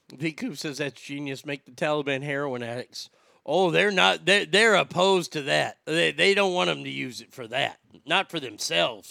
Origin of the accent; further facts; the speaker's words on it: United States; moved away; I was raised in America where we were told to be independent